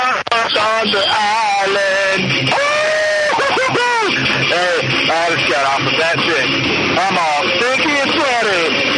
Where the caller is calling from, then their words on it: Connecticut, United States; This is … from Connecticut. It's not Connecticut …, but I'm definitely … from Connecticut.